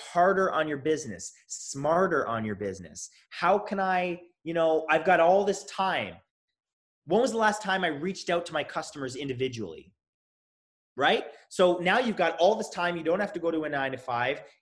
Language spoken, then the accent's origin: English; Toronto, Ontario, Canada; now in Los Angeles, United States; I'm from Toronto